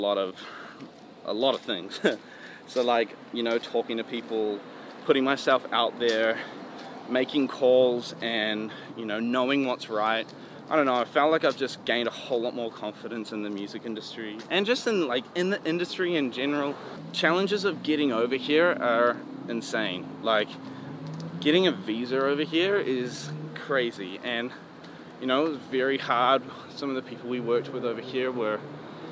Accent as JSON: {"language": "English", "country": "New Zealand", "moved": "yes", "said": "I'm from New Zealand"}